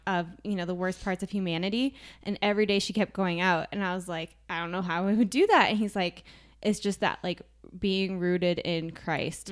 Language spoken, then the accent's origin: English; Minnesota, United States; moved away; I'm from Minnesota